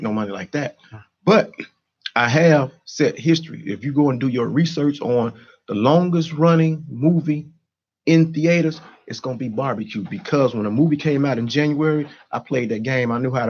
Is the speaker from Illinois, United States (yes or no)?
yes; Chicago, Illinois, United States; I grew up in Stateway Gardens.